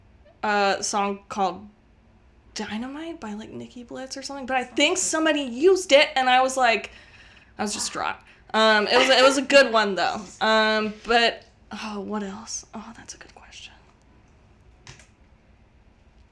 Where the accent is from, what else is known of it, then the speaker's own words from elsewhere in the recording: North Carolina, United States; moved away; also born or lived in Utah; I grew up in North Carolina, and my family all listens to country music